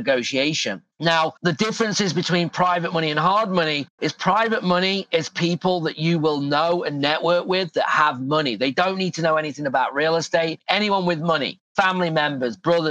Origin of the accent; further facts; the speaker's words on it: England, United Kingdom; now in Phoenix, United States; I'm from England